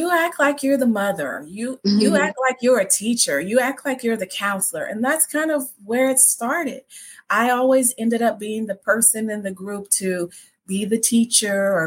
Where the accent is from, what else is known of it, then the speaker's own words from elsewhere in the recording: Midwest, United States; I'm from the Midwest and I grew up in a family